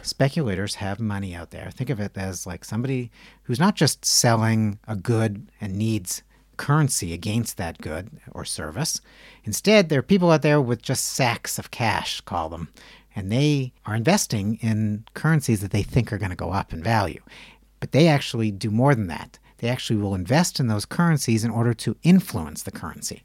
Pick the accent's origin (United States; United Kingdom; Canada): Canada; now in Israel; I'm Canadian